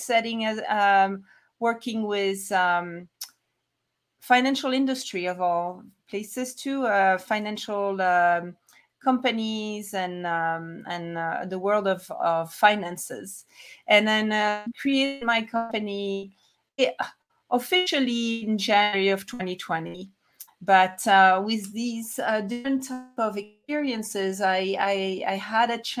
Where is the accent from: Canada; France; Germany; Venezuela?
France; moved away as an adult; also born or lived in Paris, France / Atlanta, United States / New York, United States; now in Salt Lake City, United States; I'm originally from France, but I'm now located in the US in Utah, Salt Lake City of all places.